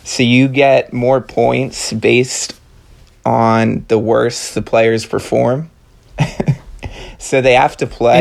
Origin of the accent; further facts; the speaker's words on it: Maryland, United States; I grew up in Maryland.